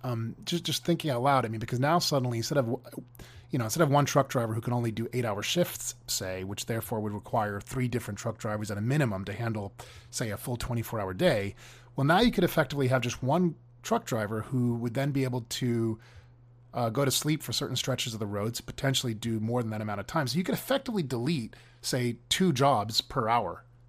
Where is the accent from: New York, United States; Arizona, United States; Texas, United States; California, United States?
California, United States; here in my home state of California